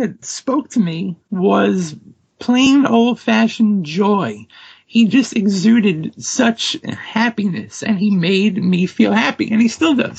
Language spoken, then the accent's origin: English; Toms River, New Jersey, United States; I am born and raised in Toms River, New Jersey. And I am still living in Toms River, New Jersey, which gives me about a 2.5-hour commute to Queens every day.